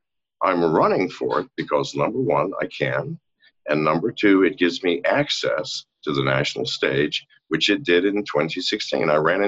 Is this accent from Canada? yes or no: no; England, United Kingdom; born there; I was born on an army base. That makes me born on U.S. soil. It also makes me born in England. So I'm both British and American.